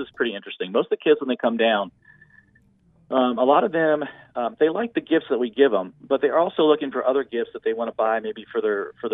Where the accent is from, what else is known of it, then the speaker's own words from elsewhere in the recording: West Virginia, United States; moved away as an adult; now in Tampa, United States; I'm from West Virginia